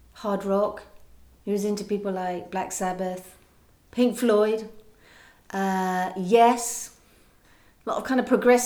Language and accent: English; West Country, South West England, United Kingdom; I grew up in the West Country